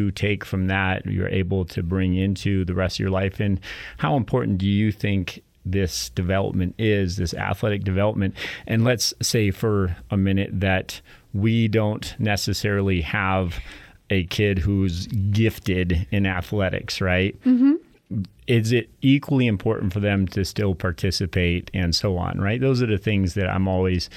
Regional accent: Hartford, Connecticut, United States; moved away; We're both from Connecticut originally.

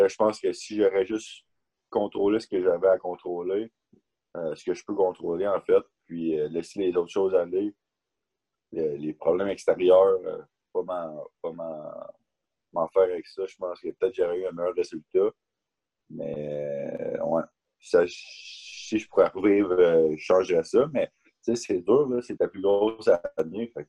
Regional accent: Berlin, Germany; born there; Mes ah. deux parents sont canadiens, je n'ai pas le droit d'avoir le passeport allemand, euh, même si je suis né à Berlin.

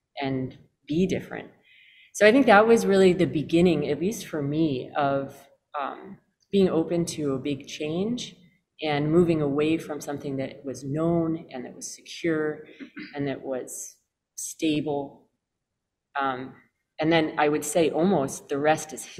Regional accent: East Coast, United States; moved away as an adult; also born or lived in New Hampshire; both of us are from the East Coast

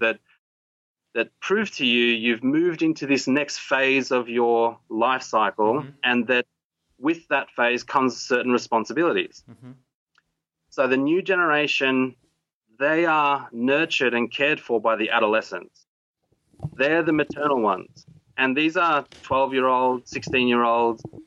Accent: Australia; also born or lived in Sarawak, Borneo, Malaysia; I came to Australia when I was six

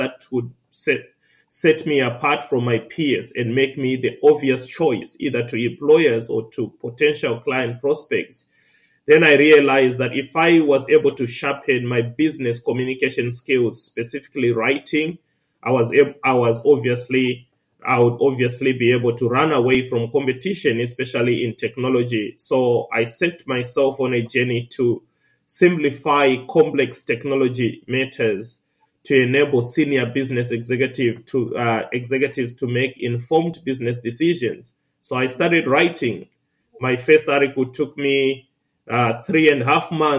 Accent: Zimbabwe; moved away as an adult; now in Australia; Originally, I was born and raised in Zimbabwe

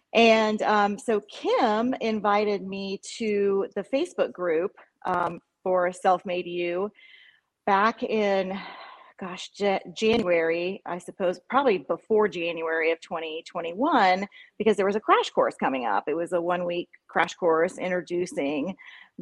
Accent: Atlanta, Georgia, United States; moved away as an adult; now in Northeast Florida, United States; I grew up in Atlanta, Georgia

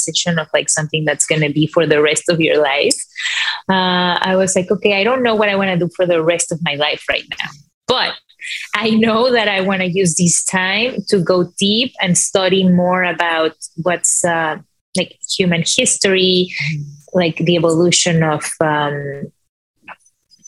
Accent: Mexico; moved away as an adult; now in New York City, United States; I'm from Mexico

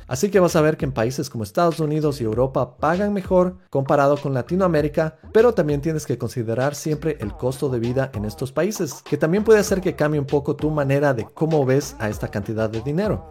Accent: Ecuador; Para Ecuador, de donde vengo

